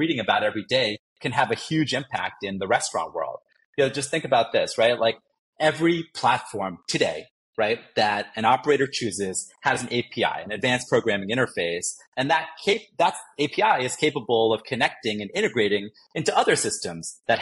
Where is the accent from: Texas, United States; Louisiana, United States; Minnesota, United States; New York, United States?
New York, United States; moved away; I grew up in New York